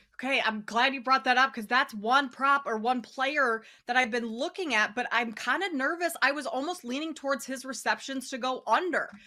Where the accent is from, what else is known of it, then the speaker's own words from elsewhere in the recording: Minnesota, United States; now in Chicago, United States; I live in Chicago right now, but I'm from Minnesota